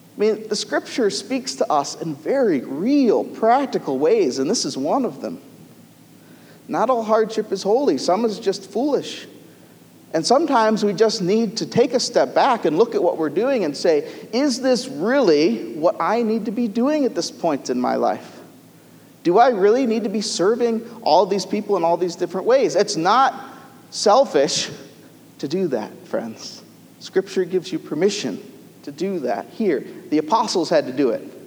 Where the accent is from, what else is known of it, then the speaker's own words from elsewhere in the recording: United States; as American citizens